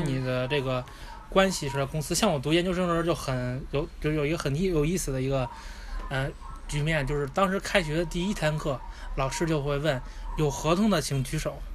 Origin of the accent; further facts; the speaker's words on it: Beijing, China; moved away as an adult; also born or lived in Ireland; 我是来自于，嗯，北京，然后我是留学于爱尔兰